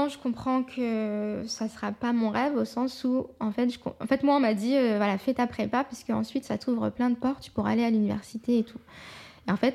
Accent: France; je suis française à 100%, mais je suis aussi euh, marocaine, je suis aussi musulmane

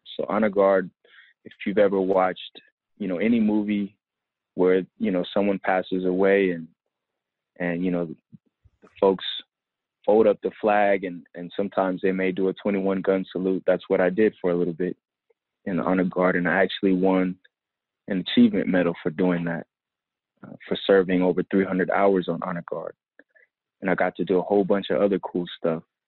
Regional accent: Oakland, California, United States; also born or lived in Compton, United States / Los Angeles, United States / Washington State, United States; So I, I kind of identify with Oakland, you know, as my as where I spent my formative years. I went to Berkeley High

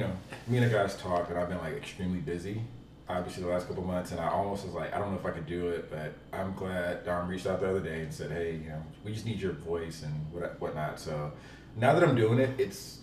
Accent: Atlanta, Georgia, United States; now in Dallas, United States; Dallas by way of Atlanta. Not hot Atlanta, because I hate when people say that. It's terrible. But by way of Atlanta, Georgia.

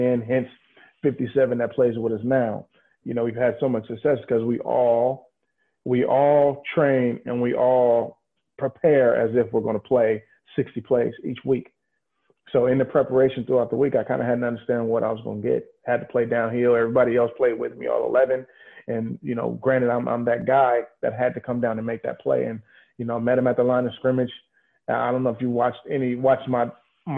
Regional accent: San Francisco, California, United States; I'm from San Francisco.

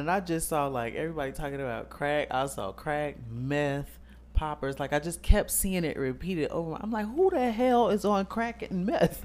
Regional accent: Chicago, Illinois, United States; we are from Chicago.

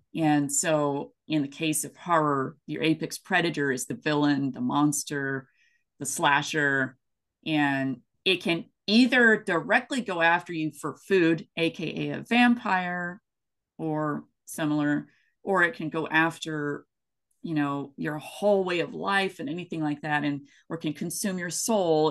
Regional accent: East Tennessee, United States; moved away as an adult; also born or lived in West Coast US; I grew up in East Tennessee, and I've had biscuits and gravy my entire life.

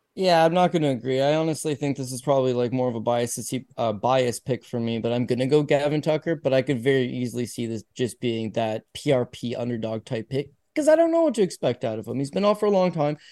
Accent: Canada; I'm Canadian.

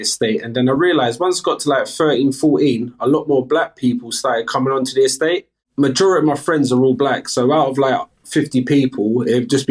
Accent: London, United Kingdom; I'm from the UK, from London, South London, Battersea, 36 years old. So I spent majority of my years in London.

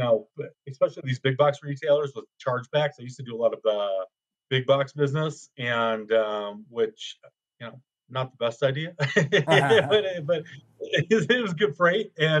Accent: Chicago, Illinois, United States; moved away as an adult; now in Denver, United States; I'm a Midwesterner, so born and raised in Chicago

